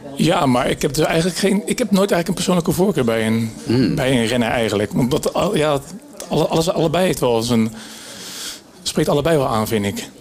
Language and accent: Dutch; Netherlands; als Nederlanders